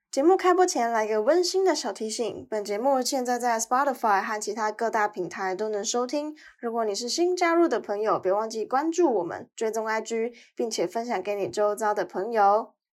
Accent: Tainan, Taiwan; moved away as an adult; now in Melbourne, Australia; 台湾、台南是我家乡的根

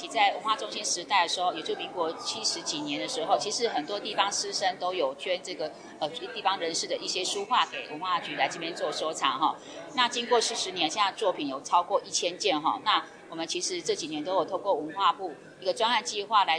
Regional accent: Changhua County, Taiwan; 那今天的策展也是其中一一位修复师，他也是我们彰化人哈。

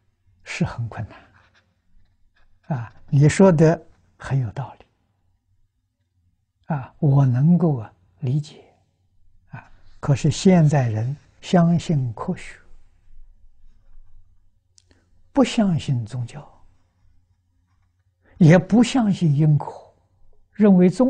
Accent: China; now in Australia; 我们中国人三天够了，啊，他三天不够，所以以后我就告诉大众，在澳洲要砍树的时候。七天之前通知他

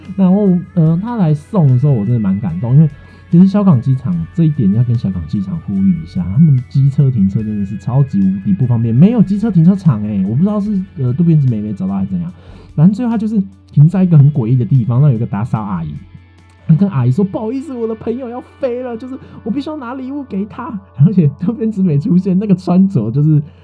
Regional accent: Tainan, Taiwan; also born or lived in Kaohsiung; 我的家乡台南

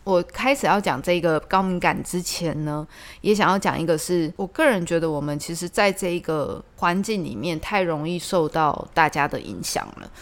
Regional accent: Tainan, Taiwan; 我以前是住在中西区，就是台南中西区

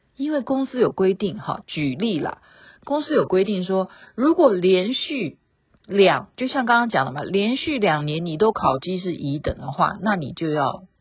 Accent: Taiwan; 我们台湾用的这些考绩的方式

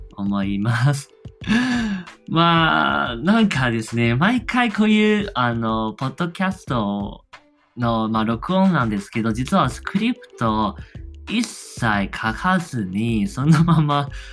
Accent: Taiwan; accent: Taiwanese; Japanese is a second language; 自分は外国人ですしその、まあ、台湾人のような鉛ももちろんあります

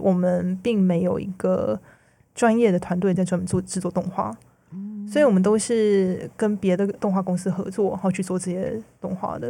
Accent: Taiwan; now in United States; 我是台湾人

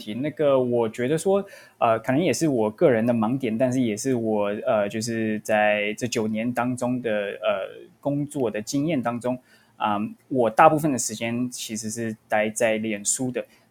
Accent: Vancouver, British Columbia, Canada; moved away as an adult; now in United States; 我是从温哥华来到美国，然后先来这边是读大学的，然后我在大学的时候是读 UCLA，然后之后毕业之后就找到一个工作，正好有一个机会，然后来到矽谷。

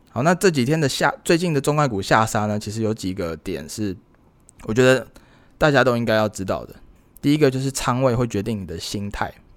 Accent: Taiwan; 我是台湾人

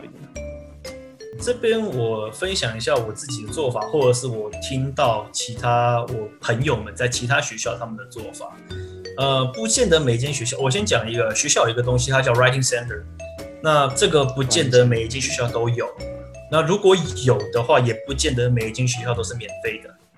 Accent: Taiwan; moved away as an adult; also born or lived in United States; 我们在台湾

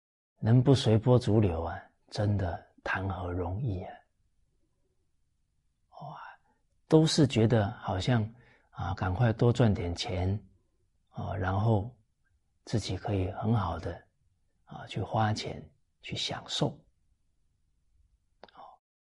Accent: China; 我们中国人啊称夫子为至圣先师。

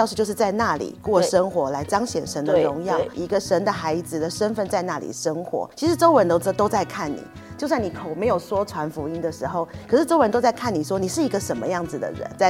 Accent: Taiwan; 比方说我们台湾人也许很喜欢日本的动画、漫画、

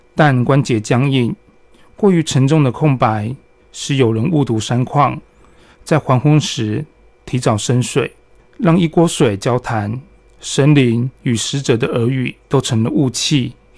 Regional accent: Chiayi, Chiayi County, Taiwan; also born or lived in Taipei; 我小时候从台北搬到嘉义来生活

